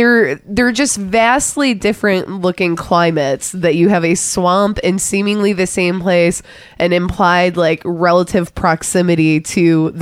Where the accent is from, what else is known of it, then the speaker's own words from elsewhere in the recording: Michigan, United States; I'm from Michigan too